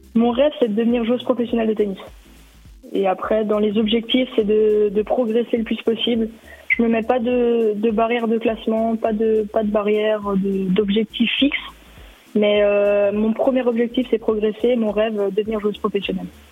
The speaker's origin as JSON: {"language": "French", "area": "Dole", "region": "Bourgogne-Franche-Comté", "country": "France", "tie": "born or raised there", "also_born_or_lived": "Wittelsheim, Alsace", "said": "j'ai déménagé du côté de Dole avec mes parents pour des raisons professionnelles et euh, pour retrouver aussi ma famille maternelle"}